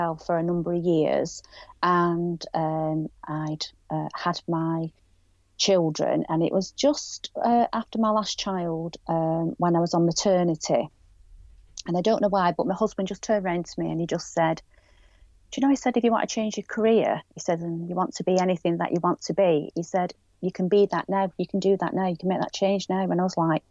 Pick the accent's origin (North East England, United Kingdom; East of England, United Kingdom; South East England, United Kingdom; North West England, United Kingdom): North West England, United Kingdom; Greater Manchester area, or Lancashire; accent: northwest; we are based in the northwest, Greater Manchester area, or Lancashire. You can probably tell by my accent